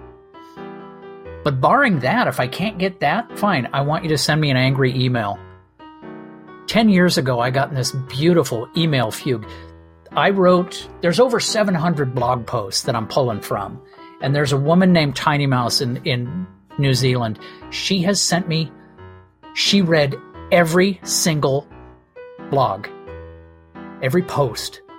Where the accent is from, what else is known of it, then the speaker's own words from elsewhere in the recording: Redondo Beach, California, United States; I grew up in Mid Redondo Beach in Southern California